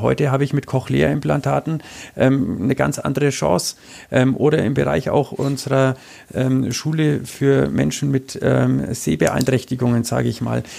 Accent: Nuremberg, Bavaria, Germany; ich bin ein geborener Nürnberger. Ich bin in dieser Stadt aufgewachsen

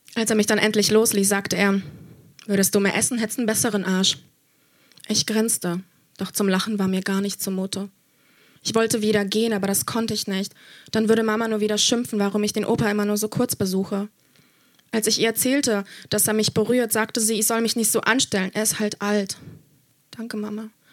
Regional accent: Germany; ich bin in Deutschland aufgewachsen, aber meine Familie kommt aus Polen

